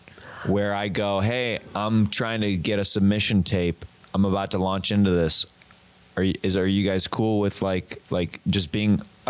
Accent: Kansas, United States; so I'm from Kansas.

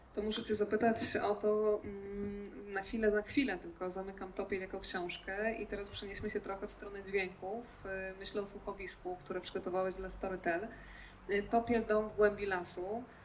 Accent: Podkarpacie, Subcarpathian Voivodeship, Poland; Ja akurat jestem z Podkarpacia

